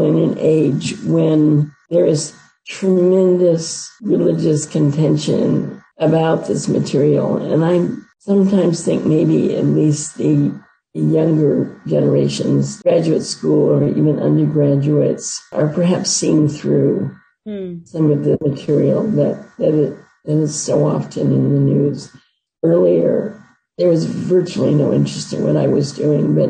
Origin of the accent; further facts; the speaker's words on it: United States; Being an American